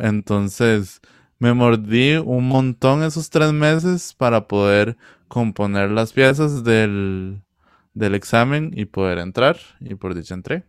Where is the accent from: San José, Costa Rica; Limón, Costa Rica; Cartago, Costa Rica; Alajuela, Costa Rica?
Cartago, Costa Rica; Cachí; yo soy de Cachí de Cartago